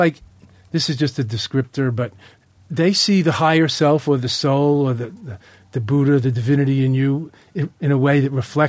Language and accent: English; Long Island, New York, United States; where I grew up in Long Island